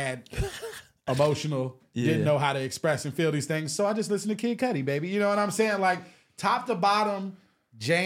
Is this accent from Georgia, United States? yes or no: yes; Atlanta, Georgia, United States; growing up in Atlanta